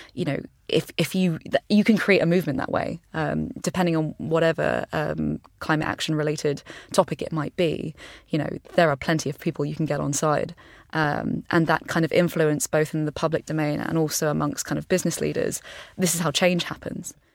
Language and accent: English; East Sussex, South East England, United Kingdom; I grew up on a farm i, in, in East Sussex